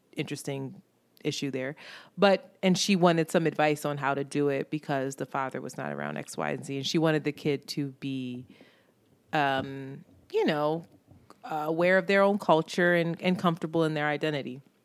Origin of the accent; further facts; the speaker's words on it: Philadelphia, Pennsylvania, United States; I grew up in Roxborough, which was very mixed